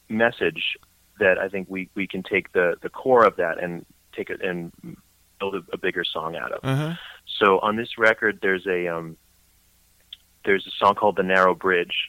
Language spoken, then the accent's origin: English; Brooklyn, New York, United States; moved away as an adult; now in North Jersey, United States; as a kid growing up in Brooklyn, you could picture a little Jewish kid with curly wavy hair from Brooklyn with glasses.